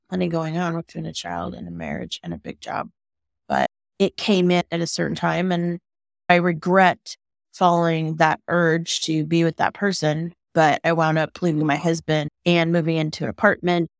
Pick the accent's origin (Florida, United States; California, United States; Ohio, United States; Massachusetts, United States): California, United States; moved away as an adult; now in Boulder, United States; I live in Boulder, Colorado, and I'm native Californian